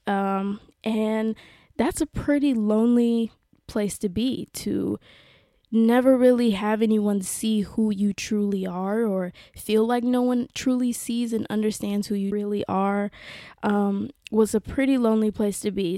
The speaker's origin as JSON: {"language": "English", "region": "South Carolina", "country": "United States", "tie": "born or raised there", "moved": "as an adult", "lives_now": "West Hollywood, Los Angeles, United States", "said": "growing up in South Carolina, if you know that it, it is a very conservative, very traditional place"}